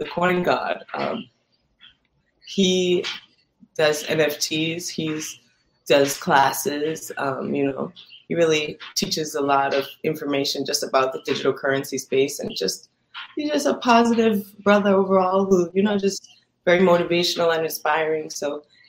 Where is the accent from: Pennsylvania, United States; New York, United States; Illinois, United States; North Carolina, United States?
New York, United States; also born or lived in Jamaica; now in Los Angeles, United States; I'm from New York, Brooklyn. I grew up between New York and Jamaica